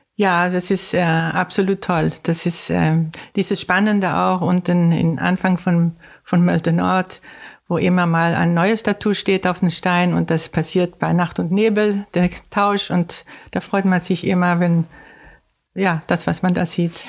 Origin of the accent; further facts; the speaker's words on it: Sweden; German is a second language; moved away as an adult; also born or lived in Gothenburg, Sweden; now in Heikendorf, Germany; ich komme aus Schweden ursprünglich, lebe aber schon seit 52 Jahren hier und sehr gerne.